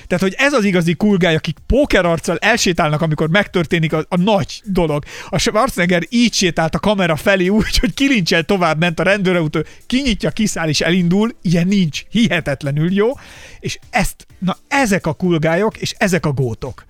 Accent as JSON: {"language": "Hungarian", "town": "Barcs", "region": "Somogy", "country": "Hungary", "tie": "born or raised there", "moved": "as an adult", "lives_now": "Budapest, Hungary", "said": "miután felköltöztem Budapestre, ugye én Barcsra jártam középiskolában"}